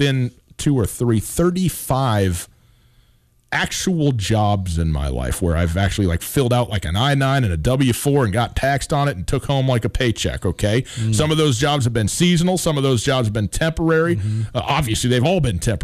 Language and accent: English; Montana, United States; my home state